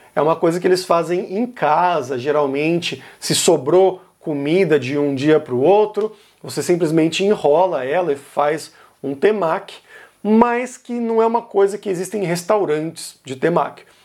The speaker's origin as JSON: {"language": "Portuguese", "region": "São Paulo", "country": "Brazil", "tie": "born or raised there", "moved": "yes", "said": "quando eu era criança, adolescente, enfim, crescendo em São Paulo"}